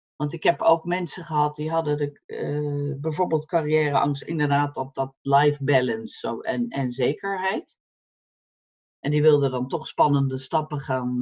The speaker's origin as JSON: {"language": "Dutch", "country": "Netherlands", "also_born_or_lived": "United States", "moved": "as an adult", "said": "als Nederlander"}